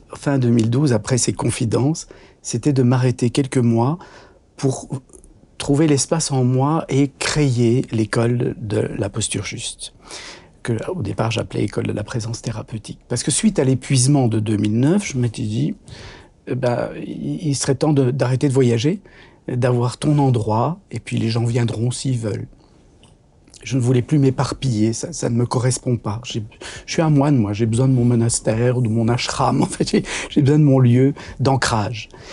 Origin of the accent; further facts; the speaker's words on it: Brussels, Brussels-Capital Region, Belgium; je suis né à Bruxelles